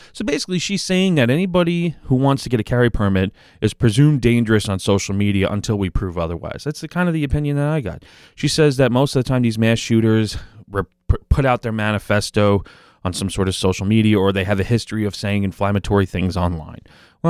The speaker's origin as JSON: {"language": "English", "region": "New York", "country": "United States", "accent": "Long Island", "said": "But no, I'm down on Long Island. Everybody could probably tell by my accent."}